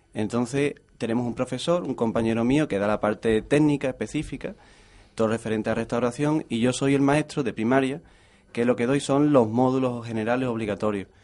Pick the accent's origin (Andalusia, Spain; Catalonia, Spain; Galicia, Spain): Andalusia, Spain; Lepe; now in Jerez de la Frontera, Spain; yo soy de Lepe